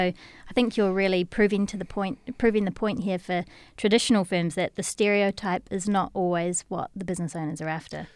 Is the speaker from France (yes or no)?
no; New Zealand; accent: Kiwi; now in United Kingdom; my Kiwi accent is probably gonna get way more Kiwi